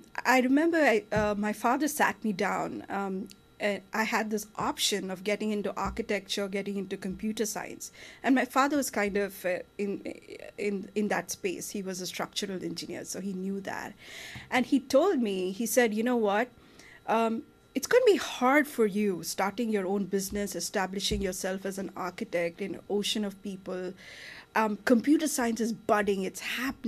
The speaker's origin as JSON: {"language": "English", "country": "India", "tie": "born or raised there", "moved": "yes", "lives_now": "United States", "said": "I grew up in India"}